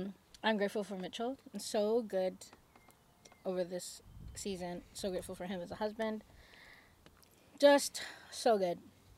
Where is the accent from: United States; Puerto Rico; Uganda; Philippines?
Philippines; because I'm Filipino.